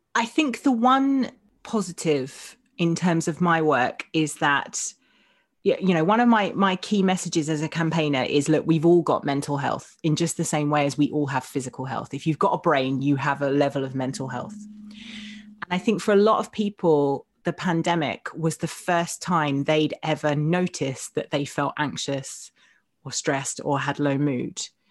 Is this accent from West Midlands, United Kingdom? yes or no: no; Essex, East of England, United Kingdom